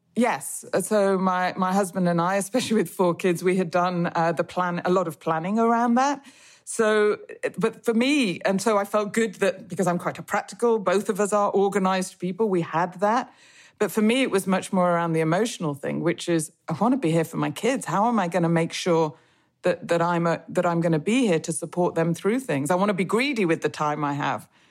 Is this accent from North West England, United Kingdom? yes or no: yes; Manchester, North West England, United Kingdom; I grew up in Manchester